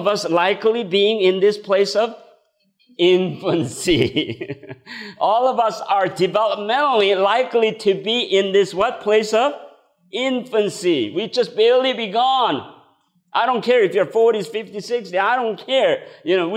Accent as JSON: {"language": "English", "country": "South Korea", "tie": "born or raised there", "second_language": "English", "moved": "as an adult", "said": "I came from Korea at the age of 20"}